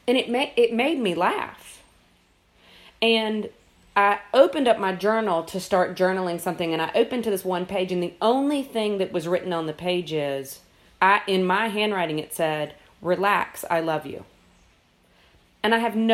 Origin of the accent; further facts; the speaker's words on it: South Carolina, United States; now in Atlanta, United States; the state of South Carolina, which is my home state